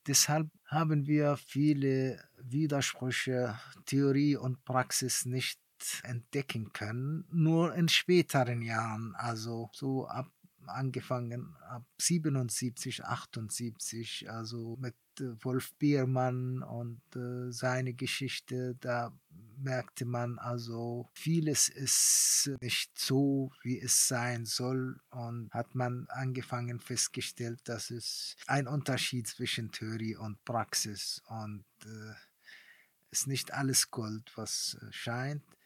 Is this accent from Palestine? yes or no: yes; Palestine; German is a second language; moved away as an adult; also born or lived in East Germany; als Palästinenser